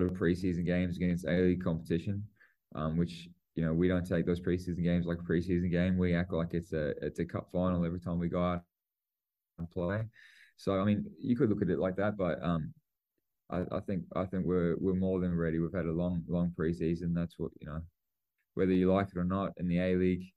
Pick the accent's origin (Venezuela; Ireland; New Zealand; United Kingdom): New Zealand; I'm a Kiwi